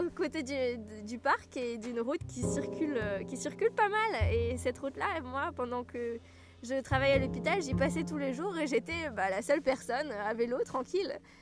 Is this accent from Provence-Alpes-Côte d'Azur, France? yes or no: no; Alsace, Grand Est, France; accent: Alsatian; mon accent alsacien revenait